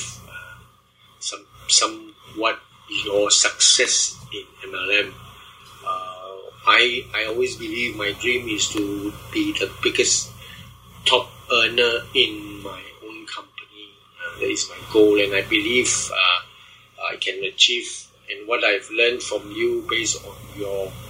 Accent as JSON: {"language": "English", "country": "Malaysia", "said": "I'm from Malaysia"}